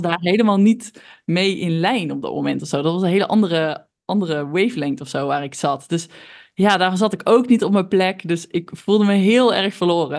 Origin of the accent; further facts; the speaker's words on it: North Brabant, Netherlands; accent: Brabant; ik ben opgegroeid in een heel klein dorpje in Brabant. Nou, dat eh, heeft mijn accent denk ik alweer verklapt